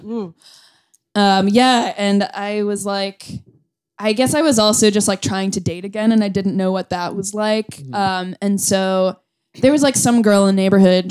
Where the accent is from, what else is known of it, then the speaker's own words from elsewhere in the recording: Boston area, Massachusetts, United States; moved away as an adult; also born or lived in Chicago; now in New York, United States; I'm from the Boston area.